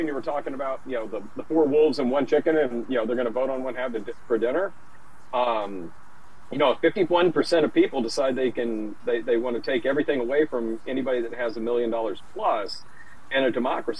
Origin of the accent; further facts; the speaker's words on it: Memphis, Tennessee, United States; now in Chicago, United States; I used to live in, you know, I grew up in Memphis, which is on the border with Mississippi